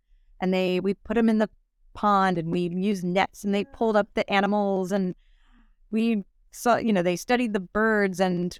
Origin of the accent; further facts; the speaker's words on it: Virginia, United States; now in Miami, United States; Growing up in Virginia, we had winter. It was cold a lot of the year.